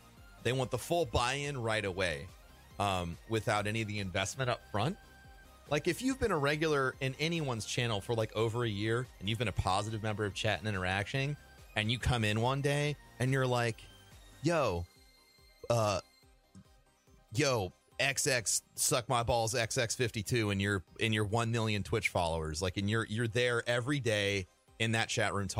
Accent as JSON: {"language": "English", "town": "St. Louis", "region": "Missouri", "country": "United States", "moved": "yes", "said": "I'm originally from St. Louis"}